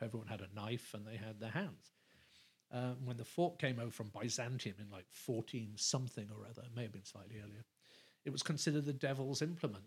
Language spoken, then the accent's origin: English; London, United Kingdom; moved away as an adult; also born or lived in England; now in Los Angeles, United States; I still say I live in LA, but London is home